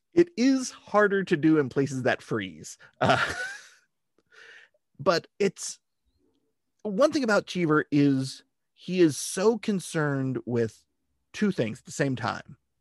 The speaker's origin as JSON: {"language": "English", "region": "California", "country": "United States", "tie": "born or raised there", "said": "growing up in California"}